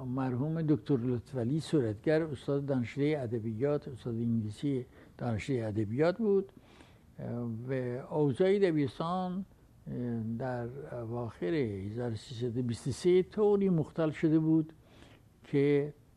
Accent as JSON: {"language": "Persian", "country": "Iran", "said": "من ایرانی هستم و افتخار میکنم ایرانی هستم"}